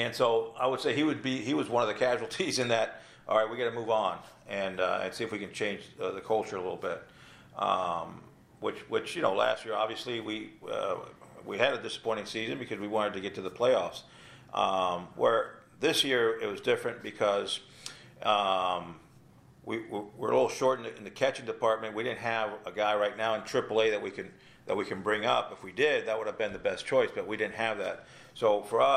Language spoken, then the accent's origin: English; South Florida, United States; also born or lived in Cuba; I grew up in South Florida.